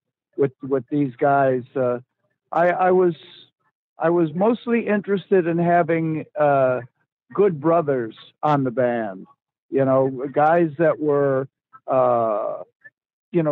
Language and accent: English; Detroit, Michigan, United States; I grew up in Detroit